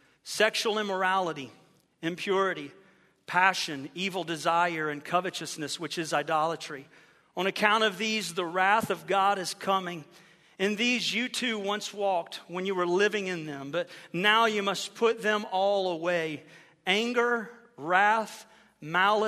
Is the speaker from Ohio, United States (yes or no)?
yes; Ohio, United States; moved away as an adult; now in Florida, United States; I grew up in Ohio